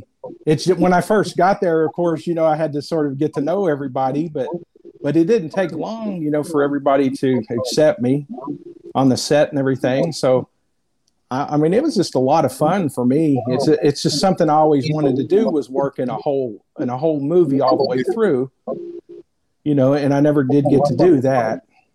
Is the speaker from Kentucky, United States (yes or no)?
yes; Kentucky, United States; accent: Kentucky; also born or lived in Ohio; Yeah, and I was born in Ohio. So I lived there like 5 or 6 years, and my family was from Kentucky, and dad went up there to work. So I was up there for about 6 years. So I guess I picked up a lot of that, and then it mixed with the Kentucky.